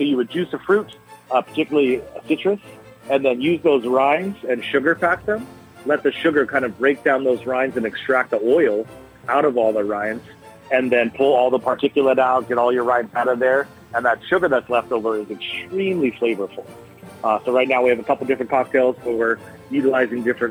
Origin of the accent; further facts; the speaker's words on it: Southern California, United States; now in Kauai, United States; I grew up in Southern California